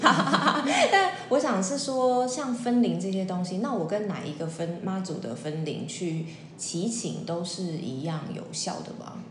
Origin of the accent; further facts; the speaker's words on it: Taiwan; 毕竟身为一个台湾人，从小在有宫庙的环境长大